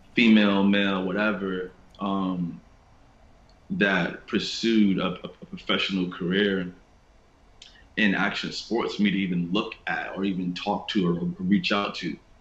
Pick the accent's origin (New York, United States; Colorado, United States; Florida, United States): New York, United States; New York City; growing up in Queens